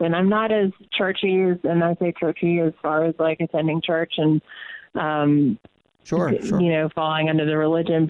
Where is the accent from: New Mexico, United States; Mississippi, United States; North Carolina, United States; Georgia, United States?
Georgia, United States; Atlanta; born or raised there; moved away as an adult